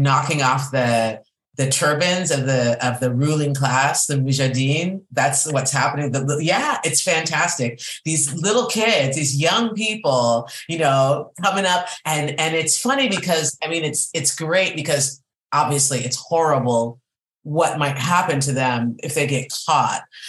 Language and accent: English; Boulder, Colorado, United States; I grew up in Boulder, Colorado, and at the time it was 2% ethnic